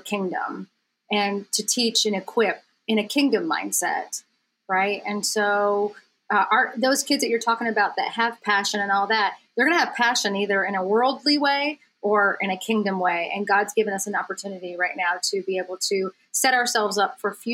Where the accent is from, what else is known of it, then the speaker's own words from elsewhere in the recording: upstate New York, United States; moved away; I'm originally from the East. I grew up in upstate New York